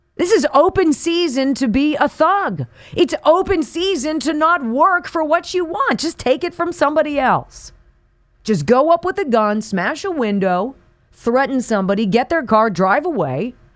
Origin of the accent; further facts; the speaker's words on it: Calabasas, California, United States; this is just up the one oh one freeway from where I grew up in Calabasas